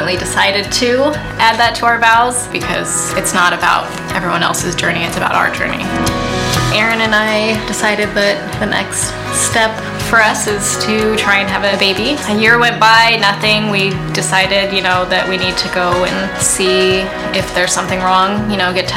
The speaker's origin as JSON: {"language": "English", "town": "Jefferson", "region": "Oregon", "country": "United States", "tie": "born or raised there", "also_born_or_lived": "Washington State", "said": "I am originally here from Oregon. I grew up here in Jefferson."}